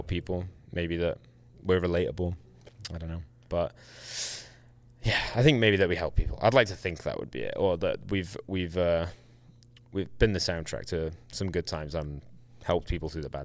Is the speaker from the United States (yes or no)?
no; England, United Kingdom; we're English